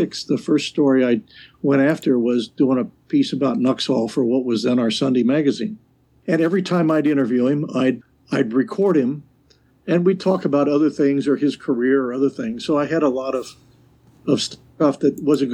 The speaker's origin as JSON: {"language": "English", "town": "Middletown", "region": "Ohio", "country": "United States", "tie": "born or raised there", "lives_now": "Fairfield, United States", "said": "I grew up in Middletown."}